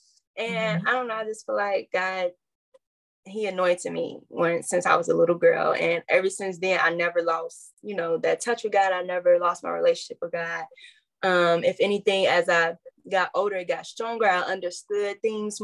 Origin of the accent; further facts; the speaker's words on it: Calumet City, Illinois, United States; I grew up in Calumet City, Illinois